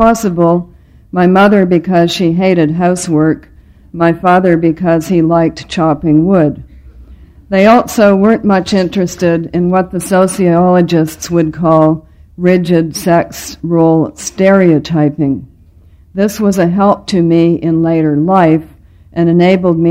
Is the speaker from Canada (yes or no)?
yes; Ottawa, Ontario, Canada; I was born on November the 18th, 1939, in the Ottawa General Hospital